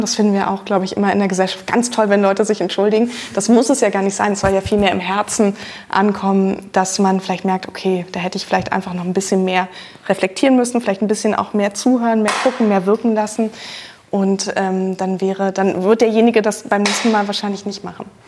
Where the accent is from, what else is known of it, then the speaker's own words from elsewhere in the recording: Berlin, Germany; ich bin in Berlin zur Schule gegangen, da hat man natürlich auch vieles einfach vor der Tür